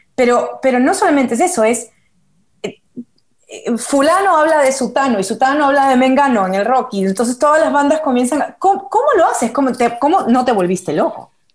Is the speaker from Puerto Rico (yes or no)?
no; Peru; soy peruana